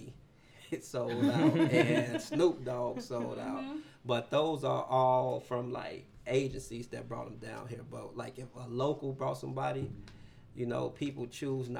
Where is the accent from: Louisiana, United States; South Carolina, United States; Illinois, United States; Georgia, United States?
Illinois, United States; Chicago; moved away as an adult; now in Springfield, United States; I'm from Chicago